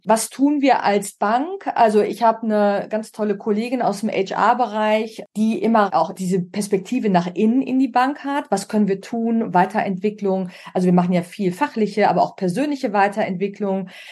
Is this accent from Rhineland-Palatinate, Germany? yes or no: no; Münster, North Rhine-Westphalia, Germany; moved away as an adult; also born or lived in Munich / Oldenburg / Milan / Perugia; now in Berlin, Germany; Ich bin in Münster geboren und auch groß geworden